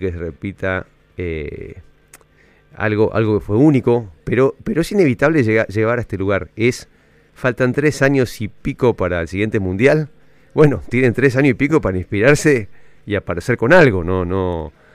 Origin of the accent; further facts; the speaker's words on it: Buenos Aires, Argentina; no soy de Boedo, sino yo soy de Palermo